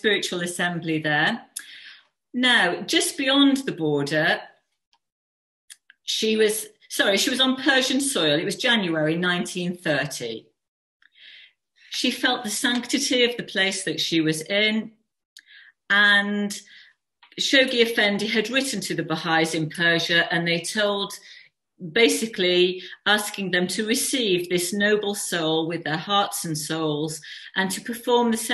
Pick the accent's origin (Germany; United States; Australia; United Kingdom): United Kingdom; West Midlands; moved away; also born or lived in Wolverhampton; we're from the Midlands. I used to live in near Wolverhampton